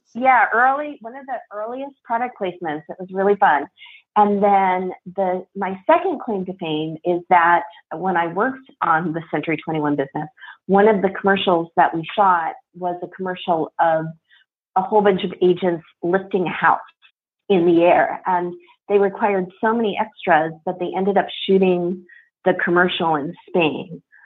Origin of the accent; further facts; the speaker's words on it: Ames, Iowa, United States; also born or lived in Palo Alto, California; I grew up in Ames, Iowa, but I also grew up in California kind of at the same time.